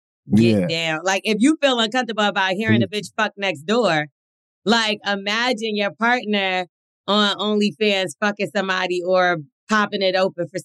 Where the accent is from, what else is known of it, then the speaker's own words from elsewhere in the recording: United Kingdom; My main concern, naturally, as a Brit, is guns, the whole gun culture, laws, like in New Jersey.